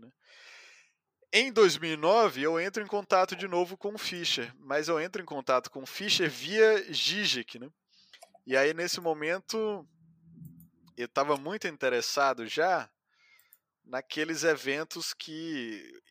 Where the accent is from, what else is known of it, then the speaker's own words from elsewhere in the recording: Ceará, Brazil; moved away; also born or lived in São Paulo; sou cearense